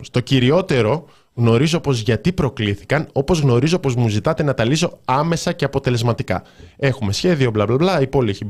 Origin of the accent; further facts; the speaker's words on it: Thessaloniki, Central Macedonia, Greece; δηλαδή και εγώ είμαι από Θεσσαλονίκη, λέω ναι στη Θεσσαλονίκη.